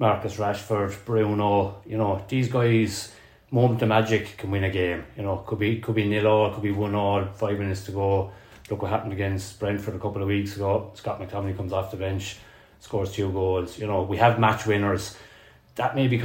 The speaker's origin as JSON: {"language": "English", "country": "Ireland", "tie": "born or raised there", "said": "being Irish"}